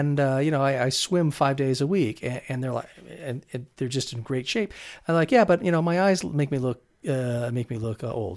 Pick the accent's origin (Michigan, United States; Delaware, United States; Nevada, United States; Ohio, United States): Nevada, United States; Las Vegas; growing up in Las Vegas